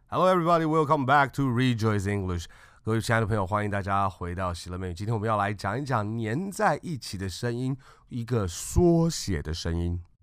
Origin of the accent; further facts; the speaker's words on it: Taiwan; 台湾我们从小出生出长，在这个教育体系里面学过英文的人